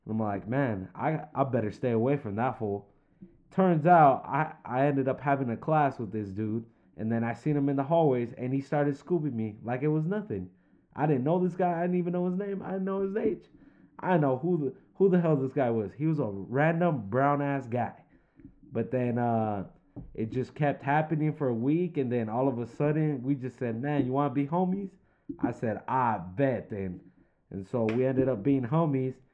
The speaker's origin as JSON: {"language": "English", "region": "California", "country": "United States", "said": "I'm 24 years old. I'm from San Fernando Valley, California."}